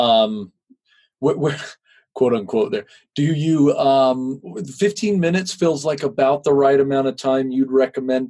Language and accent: English; West Coast, United States; I have no affiliation growing up on the West Coast